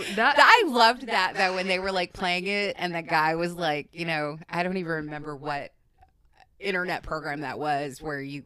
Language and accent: English; Wisconsin, United States; accent: Wisconsin; my Wisconsin accent